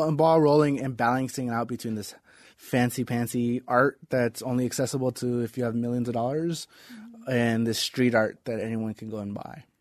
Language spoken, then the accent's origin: English; Las Vegas, Nevada, United States; I grew up in East Las Vegas.